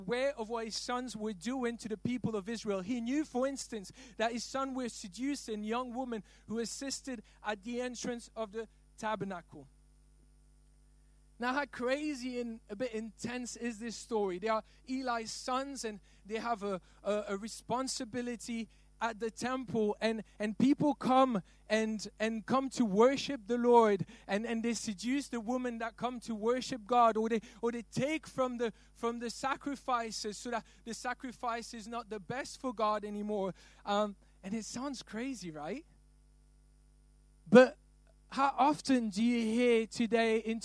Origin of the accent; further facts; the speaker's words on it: Belgium; I'm not from London. I'm from Belgium.